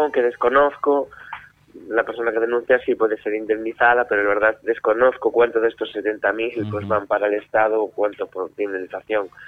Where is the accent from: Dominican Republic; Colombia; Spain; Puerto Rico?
Spain; Vigo, Galicia; Sí, sí, sí, sí, somos de Vigo